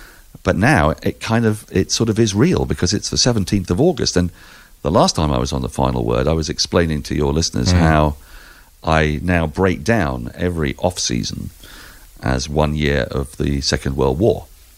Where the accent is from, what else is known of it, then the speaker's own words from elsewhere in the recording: England, United Kingdom; as an Englishman